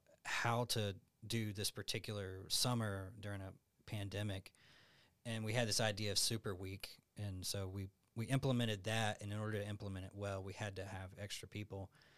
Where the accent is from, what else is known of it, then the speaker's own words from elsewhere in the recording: Alabama, United States; now in Tucson, United States; I'm from Alabama.